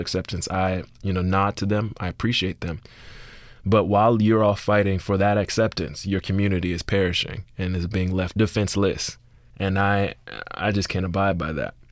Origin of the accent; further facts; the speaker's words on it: Miami, Florida, United States; moved away; I'm from Liberty City